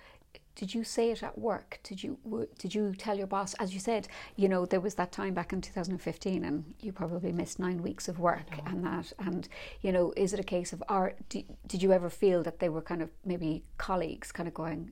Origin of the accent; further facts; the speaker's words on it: Ireland; as Irish people